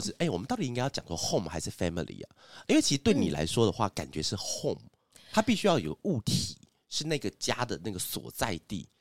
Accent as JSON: {"language": "Chinese", "country": "Taiwan", "accent": "Hakka (like in the drama Gold Leaf)", "said": "就是我这种口音的，所以听到这种口音，其实很很很怀念"}